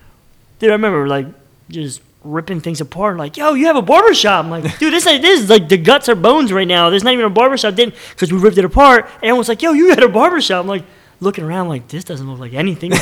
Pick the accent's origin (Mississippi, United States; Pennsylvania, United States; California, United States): Pennsylvania, United States; Bristol; I grew up in Bristol Borough, so it's like the next town over.